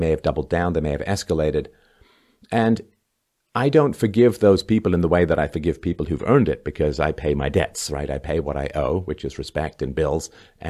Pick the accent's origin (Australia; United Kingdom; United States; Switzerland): United Kingdom; England; now in Canada; And when I first came to Canada in 1977, I came from England, where I'd seen little light frosting dustings of snow